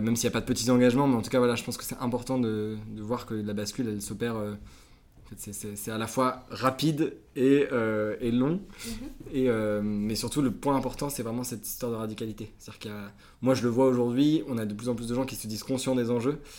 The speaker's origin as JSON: {"language": "French", "town": "Concarneau", "region": "Brittany", "country": "France", "tie": "born or raised there", "also_born_or_lived": "Nantes / Toulouse", "moved": "as an adult", "said": "j'ai 26 ans, je viens de Concarneau, un petit port, enfin un petit port, un gros port en Bretagne. là où j'ai grandi"}